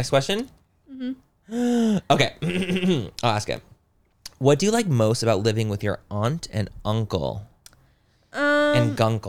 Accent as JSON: {"language": "English", "region": "California", "country": "United States", "said": "since I'm from California, I only know California."}